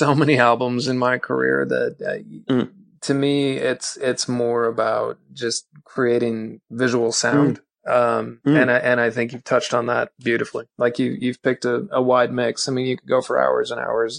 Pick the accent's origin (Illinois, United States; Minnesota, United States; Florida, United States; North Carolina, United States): Minnesota, United States; Minneapolis; moved away; I'm from Minneapolis originally